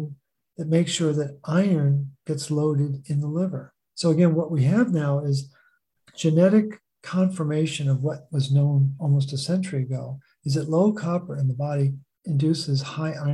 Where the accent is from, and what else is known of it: Baltimore, Maryland, United States; born or raised there